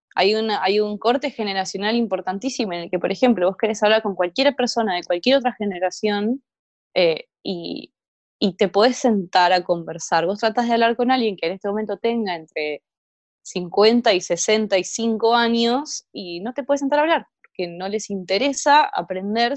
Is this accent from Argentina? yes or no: yes; Argentina; este es el país en el que vivimos